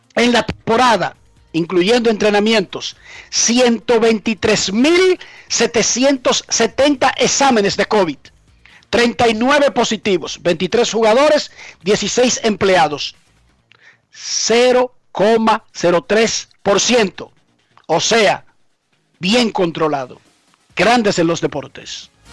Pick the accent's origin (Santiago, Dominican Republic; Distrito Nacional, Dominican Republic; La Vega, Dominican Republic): Distrito Nacional, Dominican Republic; Herrera; Yo no soy de Suiza ni soy de Noruega. Yo soy de Herrera. Soy de un barrio donde se pasa hambre.